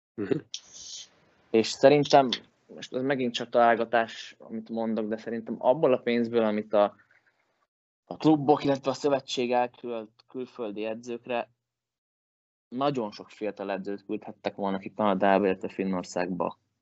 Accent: Hungary; moved away as an adult; also born or lived in Finland; now in Sweden; magyar vagyok

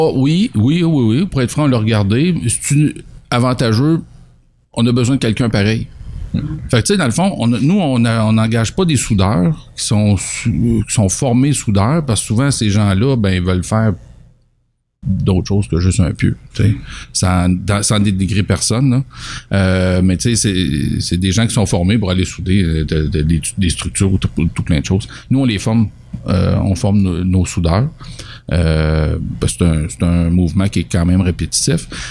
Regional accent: Richmond, Quebec, Canada; suis natif de Richemont. Je suis parti, je suis revenu.

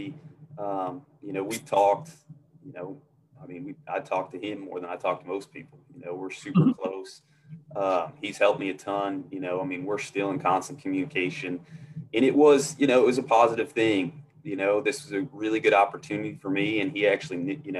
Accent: Northeast, United States; moved away as an adult; growing up in the Northeast

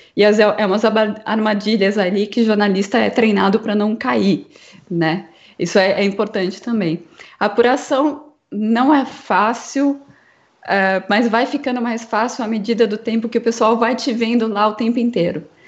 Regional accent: interior of São Paulo, Brazil; Eu sou de, do interior de São Paulo

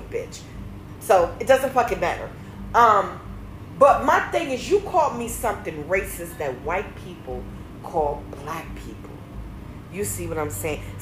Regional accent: Maryland, United States; I'm from Maryland.

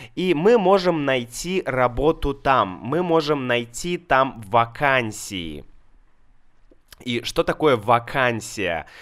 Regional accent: Saint Petersburg, Russia; в Санкт-Петербурге, это мой город, мой родной город

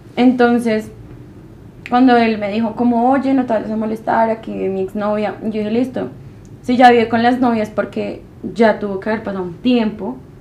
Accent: Bogotá, Colombia; accent: rola; also born or lived in Medellín; Y yo, de Bogotá

